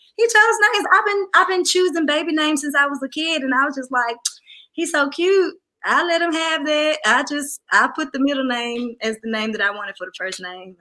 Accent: the South, United States; I'm from the South, a little country

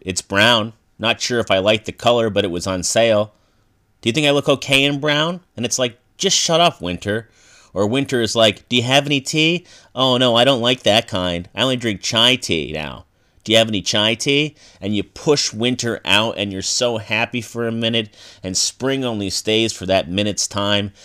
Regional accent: United States; I'm an American male

